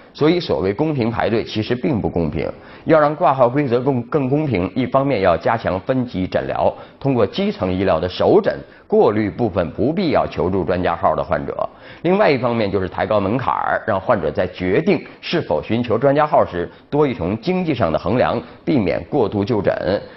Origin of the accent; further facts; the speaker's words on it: China; 我们中国人劝架